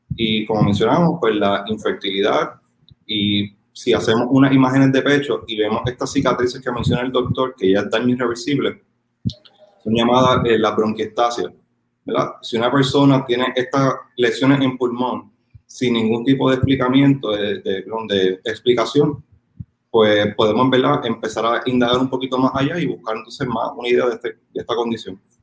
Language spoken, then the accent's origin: Spanish; Puerto Rico; somos una isla